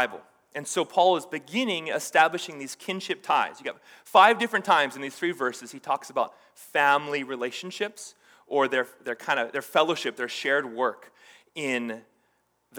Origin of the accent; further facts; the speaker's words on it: Hawaii, United States; I grew up in Hawaii, and there's this Hawaiian kind of Asian islander culture that I grew up